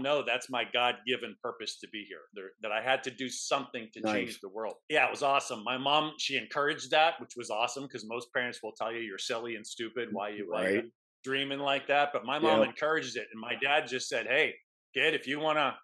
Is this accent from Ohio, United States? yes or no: no; Pittsburgh, Pennsylvania, United States; I am a chiropractor by trade, born and raised in Pittsburgh